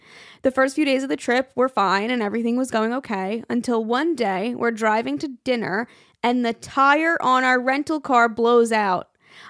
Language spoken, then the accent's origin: English; New York City, New York, United States; We're from New York City. We live in Staten Island, but lived in Brooklyn at the time.